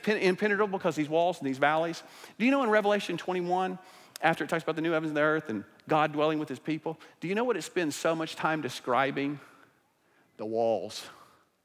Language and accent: English; Broken Arrow, Oklahoma, United States; my hometown, Broken Arrow, Oklahoma